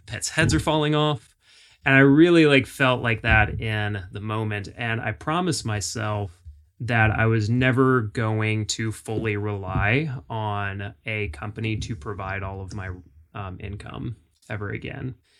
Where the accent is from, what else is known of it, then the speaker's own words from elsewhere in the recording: Jacksonville, Florida, United States; moved away as an adult; now in Nashville, United States; I grew up in Florida, Florida boy, uh, Jacksonville